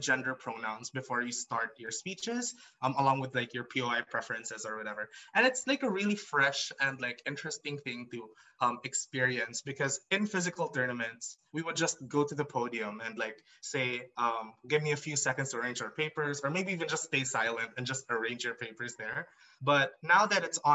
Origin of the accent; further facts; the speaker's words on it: Iloilo City, Western Visayas, Philippines; now in Mindanao, Philippines; I was born in Iloilo. So I grew up in the Visayas circuit